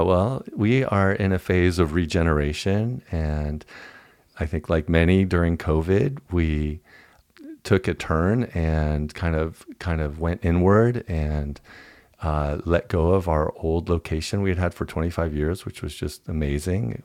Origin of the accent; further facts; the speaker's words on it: Dallas, Texas, United States; I was raised in Deep